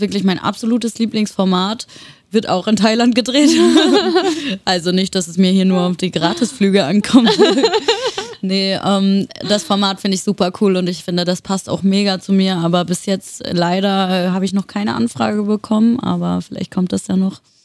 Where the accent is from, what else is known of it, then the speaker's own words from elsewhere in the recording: Würzburg, Bavaria, Germany; moved away as an adult; also born or lived in Wiesbaden, Hesse; now in Berlin, Germany; Ich habe zehn Jahre in Hessen gewohnt, in der Nähe von Wiesbaden. Also ich bin auch in Wiesbaden geboren. Und äh, die anderen zehn Jahre meines Lebens habe ich dann in Würzburg in Bayern verbracht